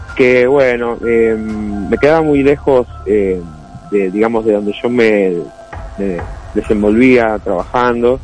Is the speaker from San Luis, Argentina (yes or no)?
no; Burzaco, Buenos Aires Province, Argentina; also born or lived in Glew; Yo soy de Bursaco, acá de Gran Buenos Aires.